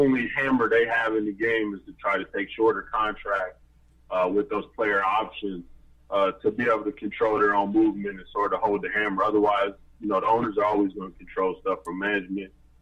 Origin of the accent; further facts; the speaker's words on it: Chicago, Illinois, United States; I grew up in Chicago